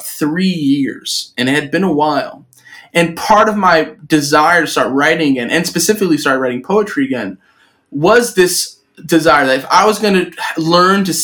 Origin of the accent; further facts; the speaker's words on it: New York City, New York, United States; I live in New York City. I grew up in New York City